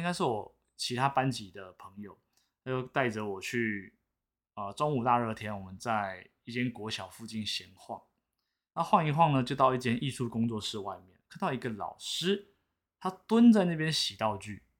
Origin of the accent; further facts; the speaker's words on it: Taipei, Taiwan; 我是台北人，